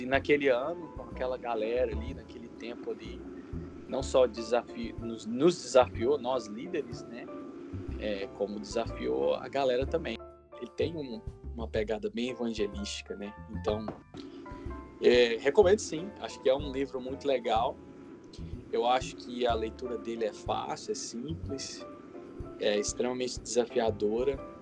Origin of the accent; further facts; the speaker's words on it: Goiânia, Goiás, Brazil; moved away as an adult; also born or lived in Chicago; now in United States; Eu nasci em Goiânia